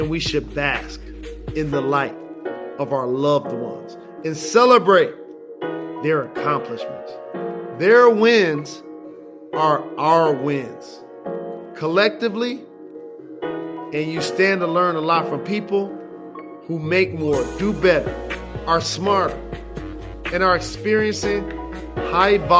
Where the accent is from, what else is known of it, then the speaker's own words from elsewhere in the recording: Detroit, Michigan, United States; I'm from Detroit, Michigan